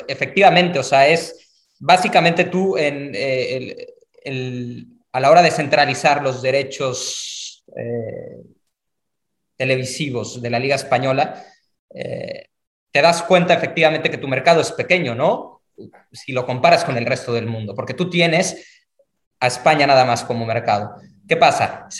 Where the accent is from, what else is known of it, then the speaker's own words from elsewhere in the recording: Mexico; yo soy mexicano